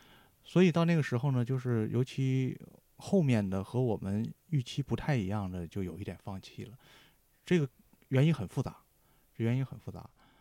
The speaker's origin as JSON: {"language": "Chinese", "region": "Heilongjiang", "country": "China", "said": "尤其我是黑龙江人"}